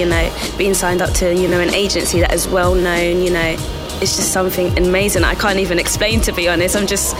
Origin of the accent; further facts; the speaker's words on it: Nigeria; now in Milton Keynes, United Kingdom; I'm 22 years old and I am from Nigeria, but I am located here in Milton Keynes.